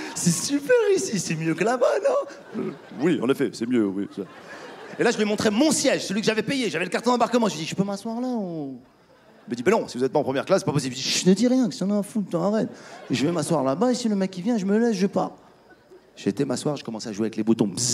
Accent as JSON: {"language": "French", "town": "Casablanca", "region": "Casablanca-Settat", "country": "Morocco", "tie": "born or raised there", "also_born_or_lived": "France / United States", "moved": "yes", "said": "J'étais à Casa hier, ma ville natale."}